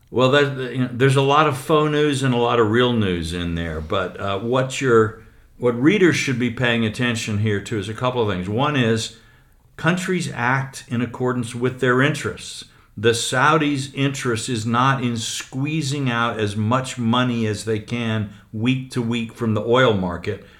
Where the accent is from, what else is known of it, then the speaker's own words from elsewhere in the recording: United States; an American newspaper columnist